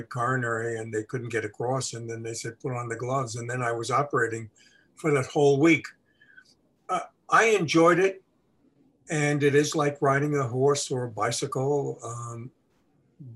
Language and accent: English; New York, United States; moved away; also born or lived in Milwaukee; I grew up in New York and Brooklyn, there were no horses